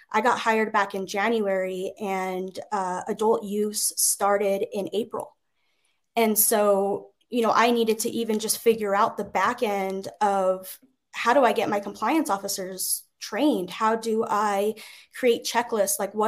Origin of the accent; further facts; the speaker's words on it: New Mexico, United States; in my home state